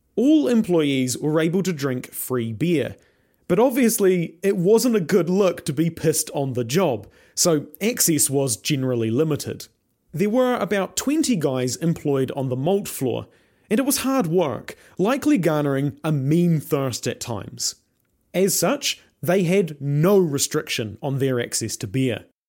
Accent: Invercargill, Southland, New Zealand; moved away as an adult; also born or lived in Dunedin; I grew up in Invercargill

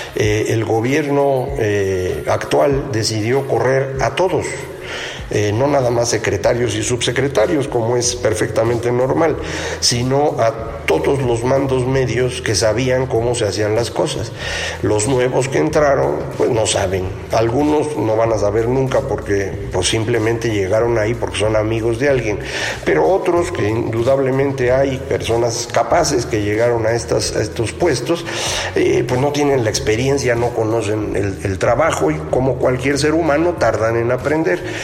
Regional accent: Mexico

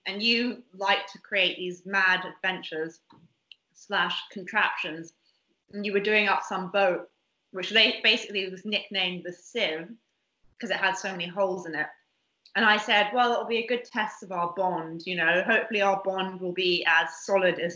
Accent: Bermuda; I grew up in Bermuda

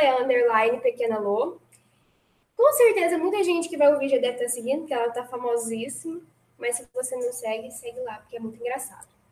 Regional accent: Guará, São Paulo, Brazil; lá em Guará é uma cidade pequena, né? Explicando para quem não conhece. Então, praticamente, eu estudei com as minhas mesmas pessoas é, a minha vida inteira

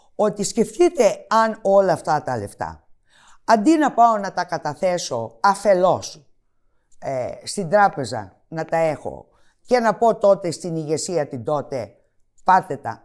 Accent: Greece; εμείς οι Έλληνες

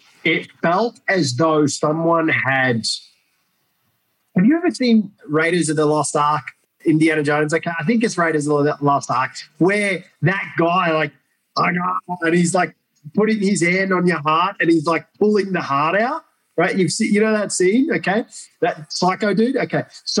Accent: Iraq; now in Australia; And growing up in Iraq and seeing that, it didn't affect me.

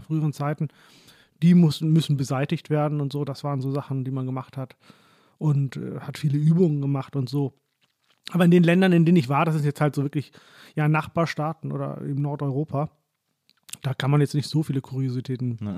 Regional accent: Hollern-Twielenfleth, Lower Saxony, Germany; also born or lived in Oldenburg; ich bin im Grunde genommen in holland twielenfleet groß ah geworden. Das ist so meine Heimat.

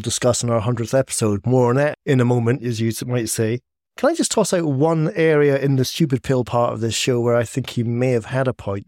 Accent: Scotland, United Kingdom; I'm Scottish

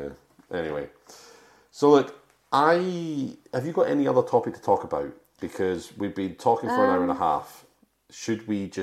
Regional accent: Scotland, United Kingdom; now in England; I'm a Scotsman.

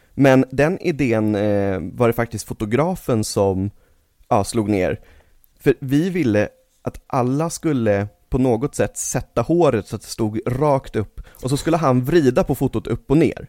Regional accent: Stockholm, Stockholm County, Sweden; also born or lived in Stureby; jag föddes ju i uppväxt fram tills jag var typ 11 på Södermalm.

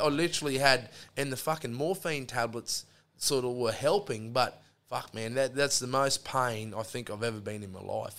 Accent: Australia; I've gone, oh, from Australia

